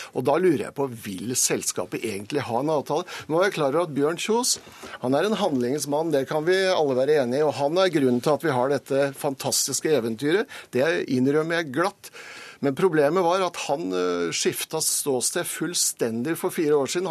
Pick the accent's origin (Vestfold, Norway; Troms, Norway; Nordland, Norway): Vestfold, Norway; der jeg kommer fra, i Vestfold